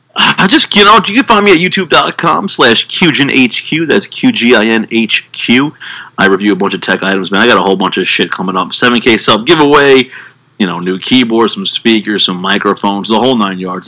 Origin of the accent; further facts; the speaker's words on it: New York, United States; I'm a New Yorker